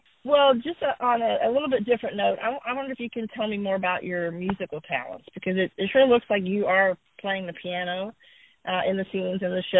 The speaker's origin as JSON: {"language": "English", "region": "Virginia", "country": "United States", "tie": "born or raised there", "said": "I grew up in Virginia"}